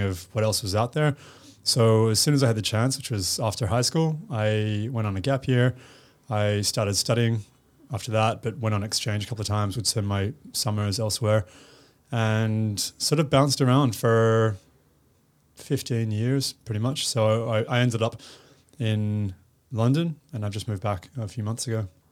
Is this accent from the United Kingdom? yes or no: no; Perth, Western Australia, Australia; moved away as an adult; also born or lived in United States; now in Sydney, Australia; growing up in Perth was amazing